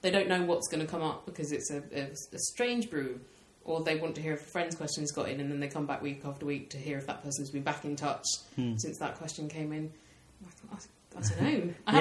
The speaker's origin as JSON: {"language": "English", "town": "Tunbridge Wells", "region": "South East England", "country": "United Kingdom", "tie": "born or raised there", "said": "I grew up in Tunbridge Wells"}